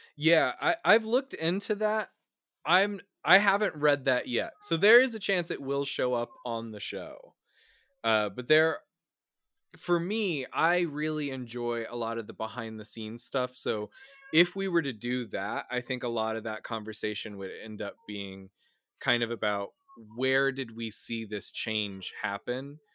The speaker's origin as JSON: {"language": "English", "region": "Midwest", "country": "United States", "tie": "born or raised there", "said": "I grew up in the Midwest."}